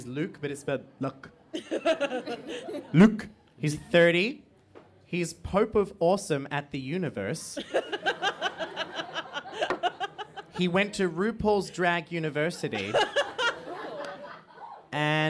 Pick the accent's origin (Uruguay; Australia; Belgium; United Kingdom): Australia; as an Australian